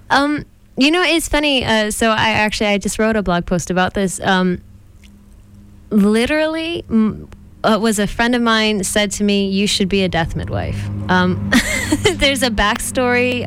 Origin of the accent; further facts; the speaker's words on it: San Diego, California, United States; I was born in San Diego